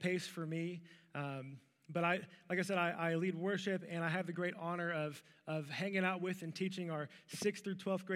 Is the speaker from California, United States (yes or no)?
no; Louisville, Kentucky, United States; I was born in Louisville, Kentucky, to a young mom and a young dad